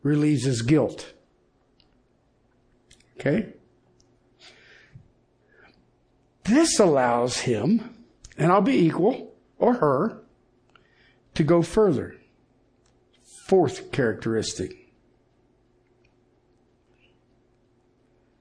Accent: Colorado, United States; I'm from Colorado

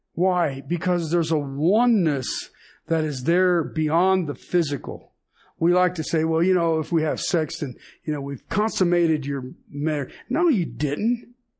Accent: United States; me being an American

